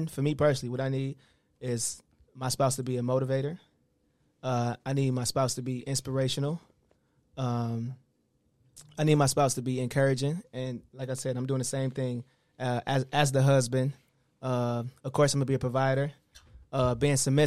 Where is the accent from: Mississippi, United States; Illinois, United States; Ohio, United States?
Ohio, United States; Cleveland; Ohio, Cleveland